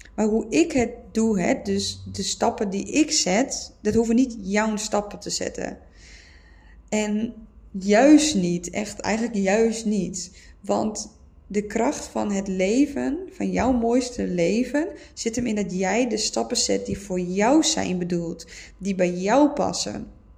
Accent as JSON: {"language": "Dutch", "region": "Friesland", "country": "Netherlands", "moved": "as an adult", "said": "Ik kom uit Friesland"}